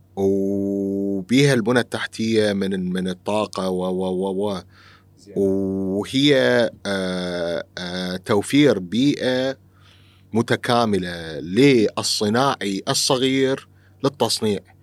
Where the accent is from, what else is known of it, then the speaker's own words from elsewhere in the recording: Iraq; إحنا عندنا بالعراق